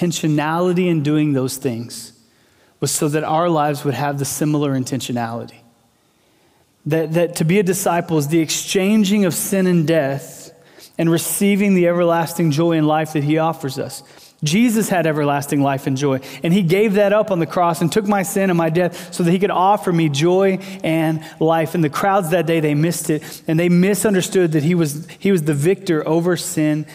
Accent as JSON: {"language": "English", "region": "Texas", "country": "United States", "tie": "born or raised there", "said": "I remember being a little kid, and I grew up in Texas"}